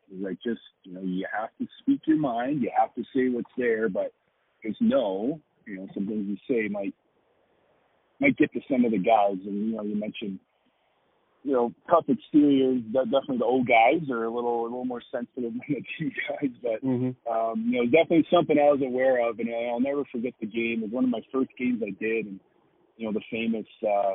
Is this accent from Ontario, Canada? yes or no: no; Edmonton, Alberta, Canada; now in Denver, United States; growing up in Edmonton, we had Rod Phillips